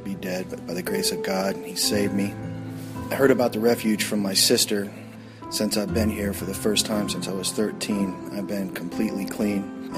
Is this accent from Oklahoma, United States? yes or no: no; Columbus, Ohio, United States; from Columbus, Ohio. I grew up in Clintonville, one of eight kids. I had a strong Catholic Irish family.